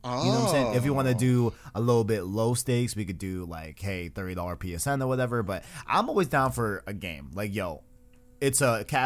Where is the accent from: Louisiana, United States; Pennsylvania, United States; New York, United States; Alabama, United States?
New York, United States; I'm from New York